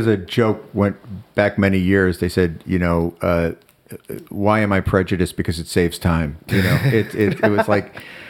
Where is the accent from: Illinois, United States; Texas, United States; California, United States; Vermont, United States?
Illinois, United States; Chicago; also born or lived in Ohio / New Jersey; In Chicago in the 60s, and, it's scary times. And, I've moved around a lot. I moved from Chicago to Ohio to New Jersey.